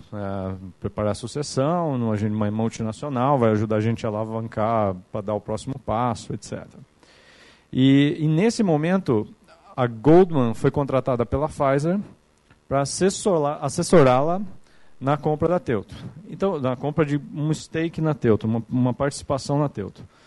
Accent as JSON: {"language": "Portuguese", "town": "Capivari", "region": "São Paulo", "country": "Brazil", "moved": "as an adult", "lives_now": "São Paulo, Brazil", "said": "eu sou de uma cidade aqui do interior de São Paulo que chama Capivari, que é do lado de Piracicaba"}